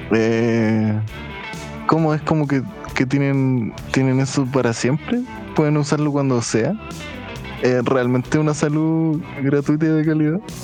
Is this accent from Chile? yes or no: yes; Chile